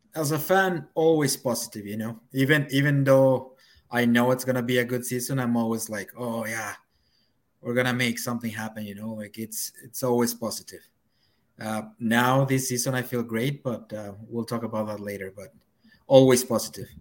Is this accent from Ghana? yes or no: no; Mexico City, Mexico; moved away as an adult; now in Vancouver, Canada; I'm actually from Mexico City